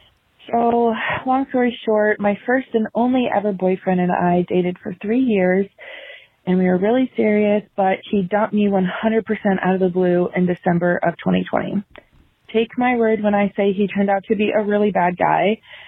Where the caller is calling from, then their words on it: Virginia, United States; Hi, Naomi and Angie. … I'm 24 from Virginia